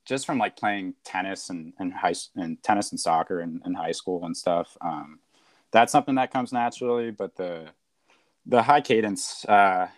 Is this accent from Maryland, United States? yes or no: no; Washington, District of Columbia, United States; moved away; I'm from Washington, D.C.